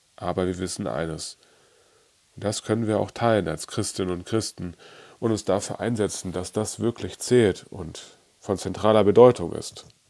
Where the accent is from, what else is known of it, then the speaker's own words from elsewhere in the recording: Germany; bei uns in Deutschland